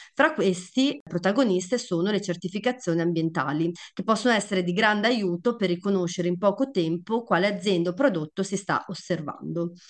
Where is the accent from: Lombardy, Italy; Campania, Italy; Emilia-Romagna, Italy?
Emilia-Romagna, Italy; da Romagnola